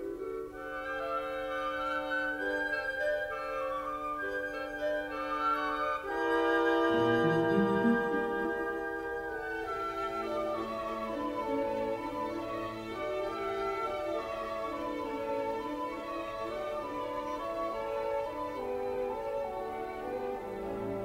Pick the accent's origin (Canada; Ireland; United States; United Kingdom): United Kingdom; England; now in India; I'm English, and at the moment we're living in India